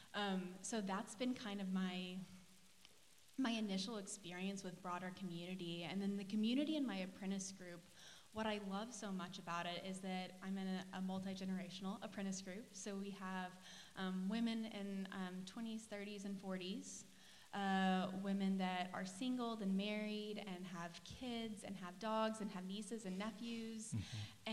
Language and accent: English; Gore, Oklahoma, United States; now in Tulsa, United States; I grew up in Gore, Oklahoma. I've been in Tulsa since 2016